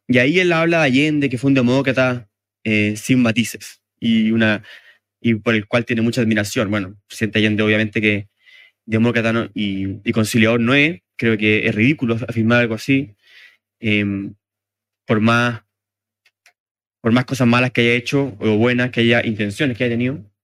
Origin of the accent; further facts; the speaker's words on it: Chile; nosotros como chilenos